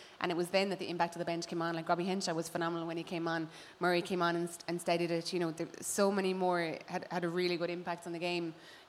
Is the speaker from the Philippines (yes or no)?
no; Ireland; being Irish